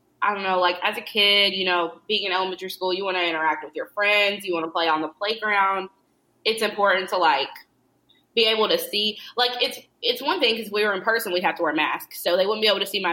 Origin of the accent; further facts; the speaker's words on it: Lexington, Kentucky, United States; also born or lived in Whitesburg, Kentucky / Isom, Kentucky / Louisville, Kentucky; I grew up, I was born in Weisberg, right? And then I lived with my mom in Lexington until I was, like, 11. And then because of, like, some weird family stuff with my mom, I ended up moving with my grandma and my papaw, and they lived in Isom